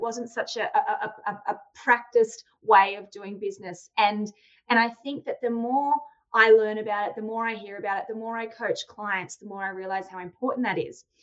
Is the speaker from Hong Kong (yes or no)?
no; Australia; I'm from Australia